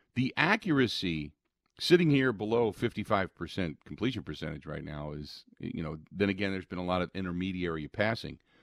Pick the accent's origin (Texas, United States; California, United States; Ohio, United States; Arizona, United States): Ohio, United States; Cincinnati; moved away; growing up in Cincinnati